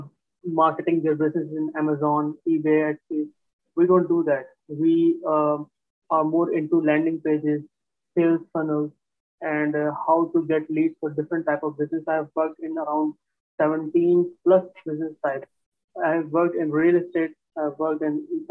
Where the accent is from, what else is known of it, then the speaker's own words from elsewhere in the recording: Karachi, Sindh, Pakistan; also born or lived in Hyderabad, Pakistan; born in Hyderabad, Pakistan, and we shifted from Hyderabad to Karachi, from a smaller town to a larger, bigger town when I was 3 to 4 years old.